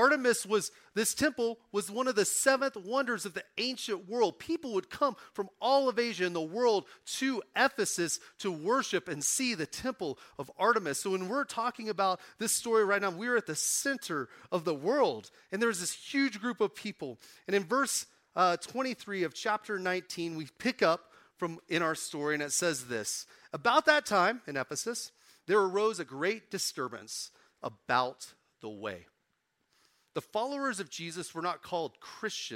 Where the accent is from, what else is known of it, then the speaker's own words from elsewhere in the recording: Oklahoma, United States; now in Colorado, United States; I'm from Oklahoma